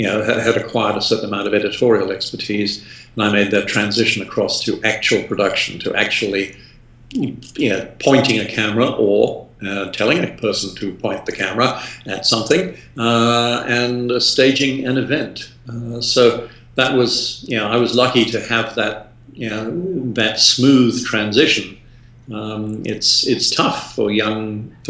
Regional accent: England, United Kingdom

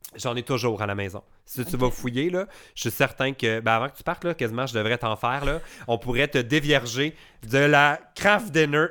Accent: Quebec, Canada; quand on est Québécois

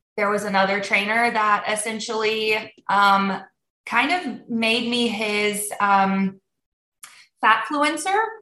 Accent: United States; first language Polish; also born or lived in Germany; we came to the States when I was six months old. So I um, was raised in the States

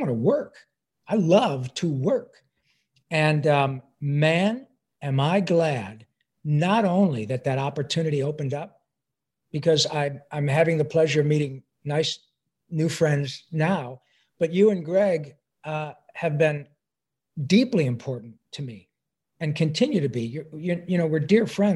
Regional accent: Detroit, Michigan, United States; moved away as an adult; also born or lived in Livonia, Michigan; I'm a proud son of Detroit, Michigan.

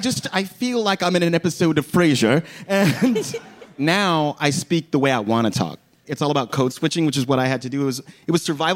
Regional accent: Dallas, Texas, United States; I'm from Dallas.

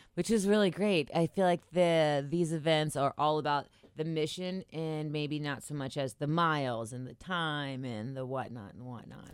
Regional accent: Cincinnati, Ohio, United States; I'm from Cincinnati

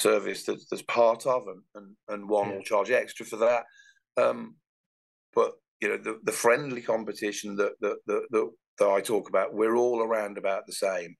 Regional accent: Birmingham, West Midlands, United Kingdom; I'm a Brummie

